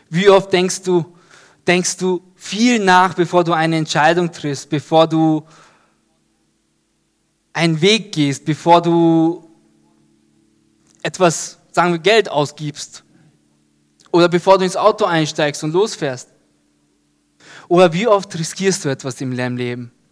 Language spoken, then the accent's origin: German; Ebelsberg, Upper Austria, Austria; mit Freunden auf so einer Halfpipe in Ebelsberg, da wo ich groß geworden bin.